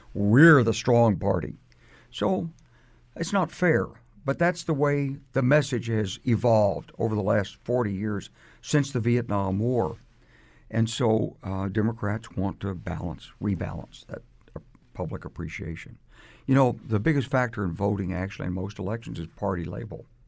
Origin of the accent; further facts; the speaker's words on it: United States; I say this as an American who served this country